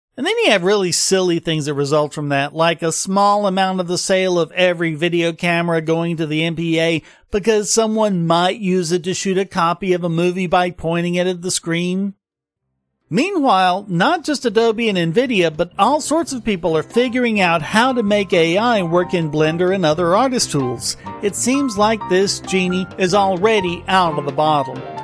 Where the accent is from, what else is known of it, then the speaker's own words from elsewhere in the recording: the South, United States; I'm from the South